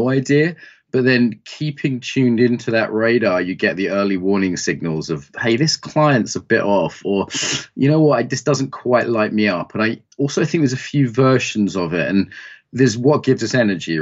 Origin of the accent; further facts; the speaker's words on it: East Anglia, East of England, United Kingdom; when I used to do farm work as a kid growing up in East Anglia